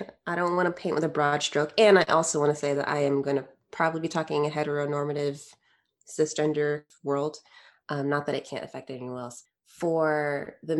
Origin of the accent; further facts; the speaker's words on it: Connecticut, United States; I grew up in Connecticut